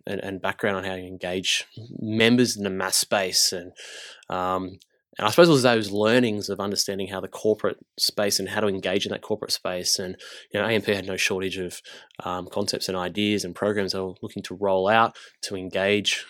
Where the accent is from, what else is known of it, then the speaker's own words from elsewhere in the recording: Engadine, New South Wales, Australia; also born or lived in Gold Coast; I grew up south. I grew up in, uh, in Engadine in the Shire.